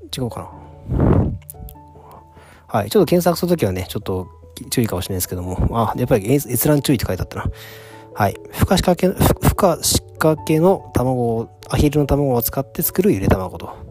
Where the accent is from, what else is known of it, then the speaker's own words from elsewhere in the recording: Tokyo, Japan; also born or lived in Mie Prefecture; 東京育ちなんで 都会育ちなんで